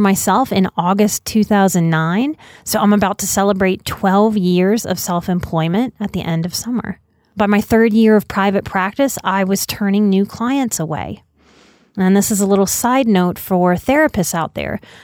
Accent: New Orleans, Louisiana, United States; moved away as an adult; I'm a New Orleans native, born and raised till I was 29

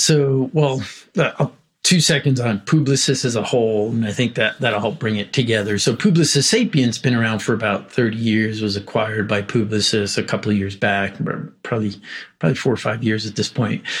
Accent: New York City, New York, United States; I was born in Brooklyn

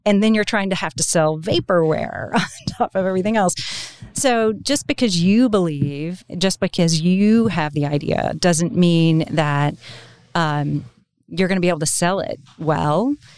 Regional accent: Oklahoma, United States; I was from Oklahoma

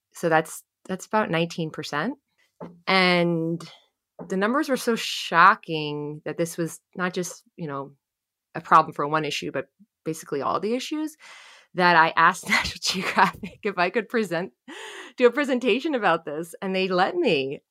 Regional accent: New Jersey, United States; born or raised there

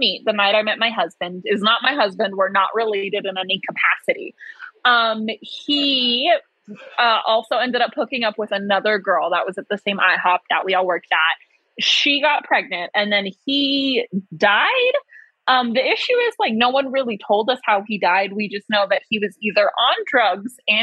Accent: Utah, United States; I'm from Utah

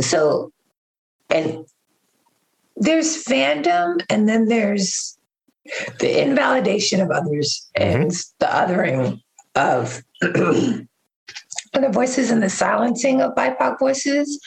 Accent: New York City, New York, United States; now in Oakland, United States; I am currently in Oakland, California, but I was born in Harlem.

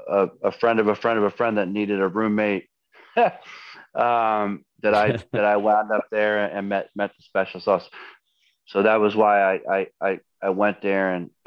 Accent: Philadelphia, Pennsylvania, United States; moved away as an adult; also born or lived in Boston, Massachusetts; now in Orleans, United States; I was born and raised in Philly, and even though it's a huge city, it's also a small town.

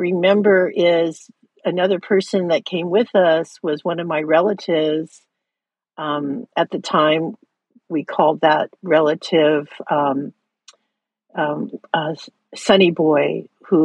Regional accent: Hawaii, United States; growing up in Hawaii, you know, the ocean is your life

